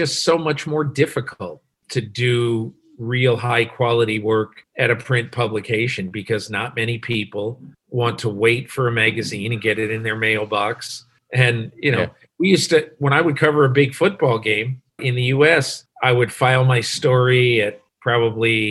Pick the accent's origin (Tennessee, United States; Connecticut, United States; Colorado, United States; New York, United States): Connecticut, United States; moved away as an adult; also born or lived in Ohio; I grew up in Connecticut, a little state in northeastern United States